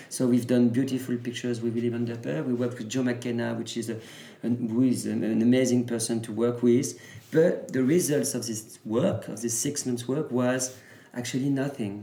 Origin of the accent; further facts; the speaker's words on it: Normandy, France; I was born and raised in Normandy